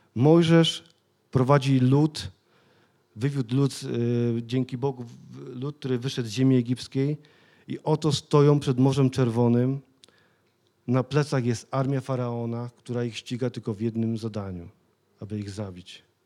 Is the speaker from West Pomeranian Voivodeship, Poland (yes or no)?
no; Sosnowiec, Silesian Voivodeship, Poland; pochodzę z Sosnowca, bo wielu z was wie, ale mieszkałem naprawdę w takich terenie, gdzie inni ludzie się bali przejść tamtędy